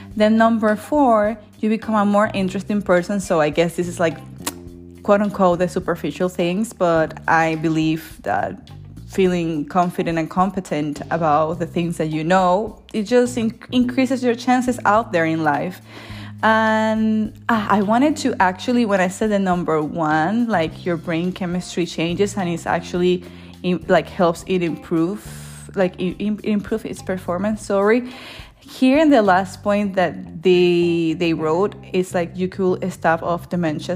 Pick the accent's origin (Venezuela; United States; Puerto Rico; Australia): Venezuela; moved away as an adult; now in Germany; I am from Venezuela, and I live here in Germany